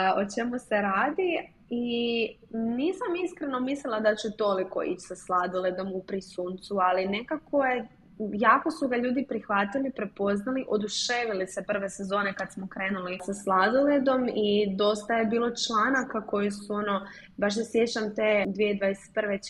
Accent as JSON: {"language": "Croatian", "town": "Zagreb", "region": "City of Zagreb", "country": "Croatia", "said": "iz Zagreba sam i proizvodnja nam je u Zagrebu"}